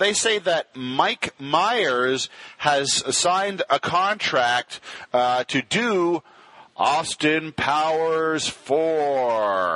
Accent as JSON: {"language": "English", "region": "Ontario", "country": "Canada", "said": "as a Canadian, specifically a Canadian from Ontario"}